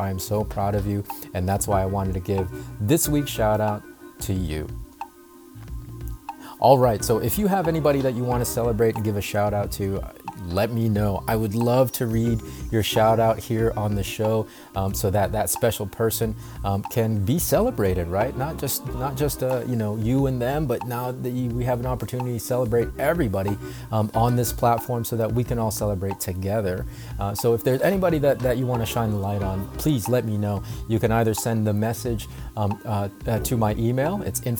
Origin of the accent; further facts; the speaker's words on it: North Carolina, United States; also born or lived in Philippines; I mean, I'm from the islands, right? I'm from the Philippines. The ocean is normal. And here in North Carolina, it's only, you know, growing up, it was only a few hours drive away.